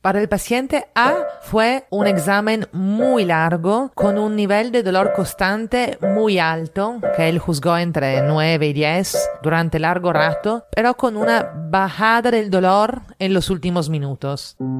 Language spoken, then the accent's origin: Spanish; Italy; now in Lima, Peru; italiana en Lima